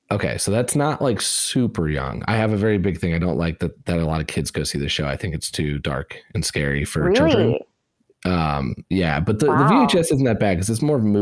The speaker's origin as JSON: {"language": "English", "region": "Indiana", "country": "United States", "tie": "born or raised there", "said": "I grew up in Indiana"}